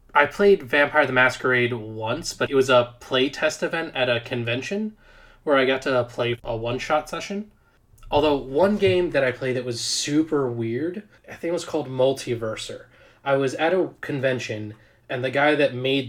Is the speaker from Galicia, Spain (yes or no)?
yes; Galicia, Spain; I'm from Spain